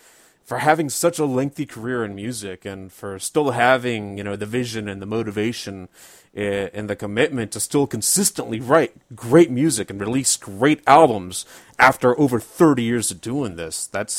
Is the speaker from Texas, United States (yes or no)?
yes; Texas, United States; I am from Texas.